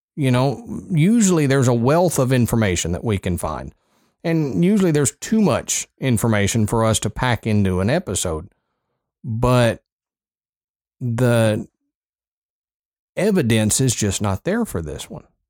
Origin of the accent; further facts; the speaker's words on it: Texas, United States; growing up in Texas